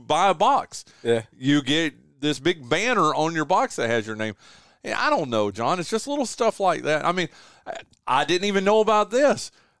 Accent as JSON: {"language": "English", "region": "North Carolina", "country": "United States", "tie": "born or raised there", "lives_now": "Kinston, United States", "said": "people from where I grew up from in Northwestern North Carolina"}